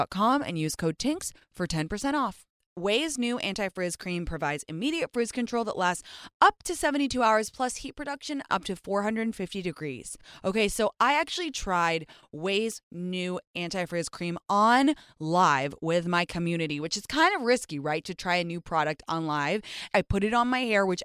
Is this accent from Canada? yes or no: no; England, United Kingdom; moved away as an adult; now in United States; I grew up in England for the first 19 years